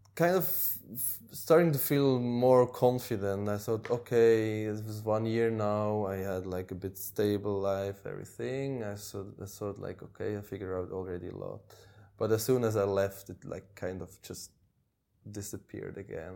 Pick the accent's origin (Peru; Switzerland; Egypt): Switzerland; moved away as an adult; also born or lived in Norway; I grew up in Switzerland, which is a, a rich country